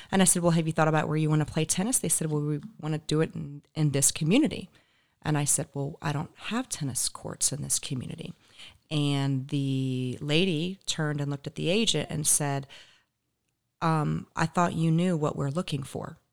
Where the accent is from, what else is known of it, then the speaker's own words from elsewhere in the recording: Raleigh, North Carolina, United States; moved away as an adult; also born or lived in Charlotte, North Carolina; now in Naples, United States; I grew up in the Raleigh, Durham area